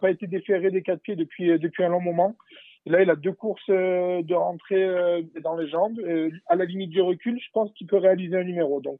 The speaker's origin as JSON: {"language": "French", "country": "France", "said": "je vais pousser euh, Delia Dupormbreux numéro 4 en tant que, en tant que Français"}